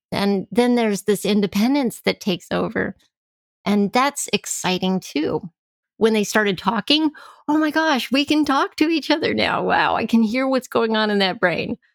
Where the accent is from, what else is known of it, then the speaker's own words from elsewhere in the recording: El Paso, Texas, United States; I grew up in El Paso, Texas